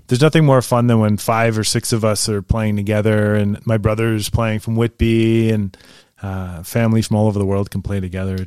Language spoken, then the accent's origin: English; Northern Germany, Germany; I'm from North Germany